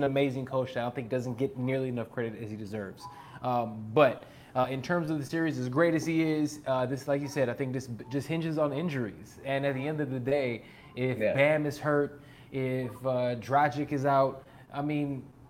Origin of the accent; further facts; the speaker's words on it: Chicago, Illinois, United States; I'm from Chicago, okay?